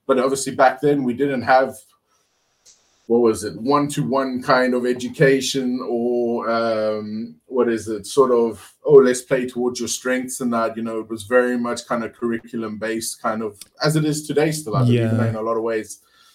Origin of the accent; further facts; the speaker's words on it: Cape Town, Western Cape, South Africa; So I'm from Cape Town, or the Western Cape originally.